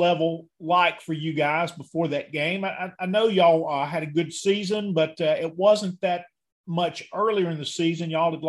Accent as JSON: {"language": "English", "town": "Denham Springs", "region": "Louisiana", "country": "United States", "tie": "born or raised there", "said": "growing up in Denham Springs, I saw a game or two in Jackson."}